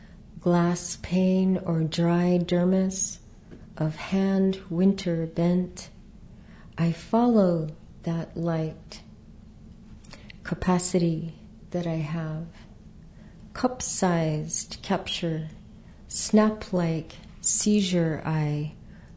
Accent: Southwest, United States; I grew up in the Southwest

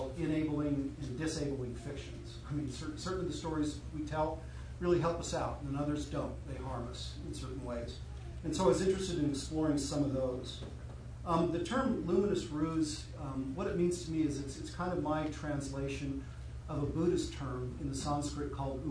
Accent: Utah, United States; I was raised in Utah, or as we like to call it, behind the Zion Curtain

